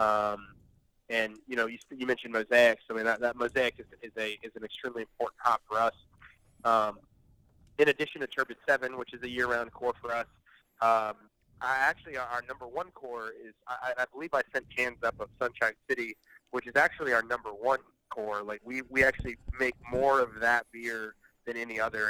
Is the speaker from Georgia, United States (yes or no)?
no; St. Petersburg, Florida, United States; also born or lived in Tennessee; I've been here for 20 plus years since pre middle school.